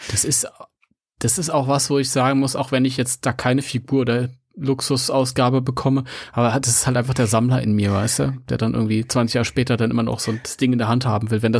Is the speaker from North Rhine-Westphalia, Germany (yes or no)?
yes; Mönchengladbach, North Rhine-Westphalia, Germany; ich bin eigentlich überhaupt kein Ami. Ich komme aus München-Gladbach.